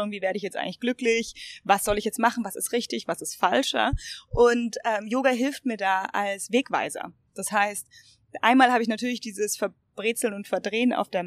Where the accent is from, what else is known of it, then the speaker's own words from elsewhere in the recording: Munich, Bavaria, Germany; ich bin Münchnerin